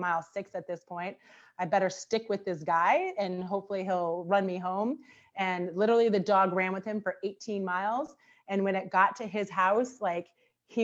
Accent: Cincinnati, Ohio, United States; moved away as an adult; also born or lived in Pittsburgh, Pennsylvania; now in Hartford, United States; originally born in Pittsburgh, Pennsylvania, but I grew up in Cincinnati, Ohio. I'm a Midwesterner at heart

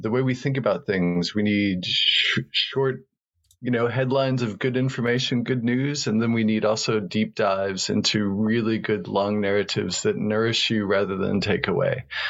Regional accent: rural New Mexico, United States; I was born in New Mexico, in rural New Mexico, in the United States

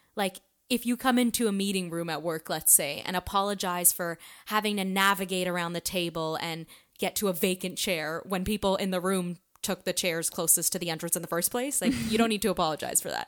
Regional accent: Canada; being a Canadian and a woman

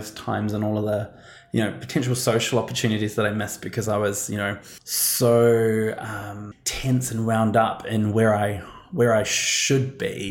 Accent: New Zealand; now in Australia; arriving in Australia and trying to, as a New Zealander

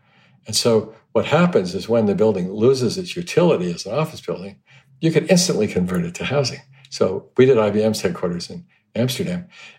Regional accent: Hong Kong; I mean, growing up in Hong Kong, you see all the trees, all the bamboo used as scaffolding.

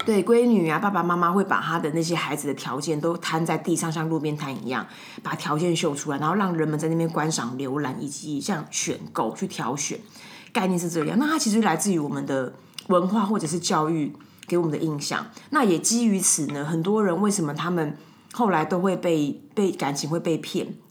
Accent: Taiwan; 我们就是台湾人

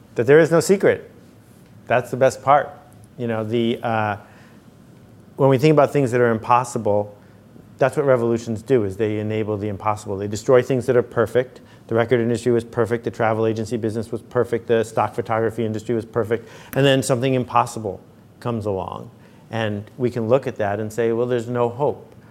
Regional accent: Buffalo, New York, United States; I grew up in Buffalo where there are bowling leagues

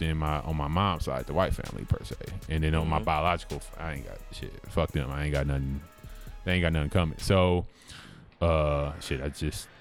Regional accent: Milwaukee, Wisconsin, United States; That's where I grew up in Milwaukee

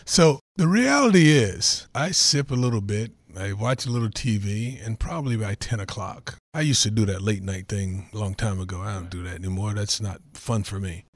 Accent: North Carolina, United States; moved away; a kid growing up in North Carolina, like I said, everything on the pig we ate

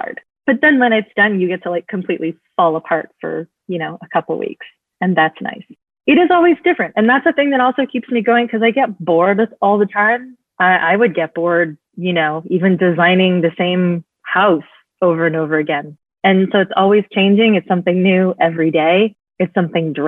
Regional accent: Bay Area, California, United States; I'm from the Bay Area

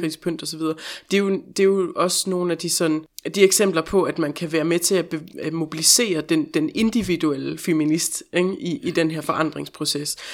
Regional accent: Denmark; moved away; den del af provinsen, hvor jeg kommer fra

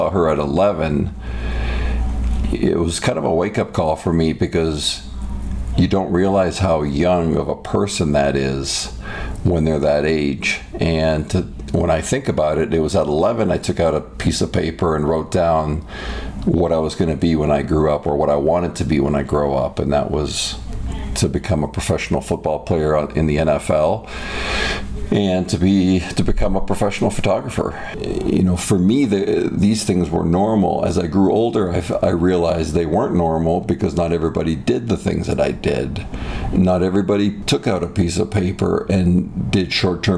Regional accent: Toronto, Ontario, Canada; now in United States; my childhood was great. It was in the Greater Toronto area.

